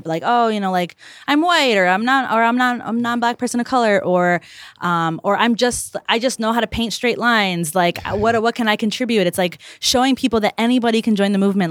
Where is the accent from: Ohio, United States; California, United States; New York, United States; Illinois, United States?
Illinois, United States; Chicago; also born or lived in Calumet City; I grew up in South Chicago, um, and the east side, which is not the lake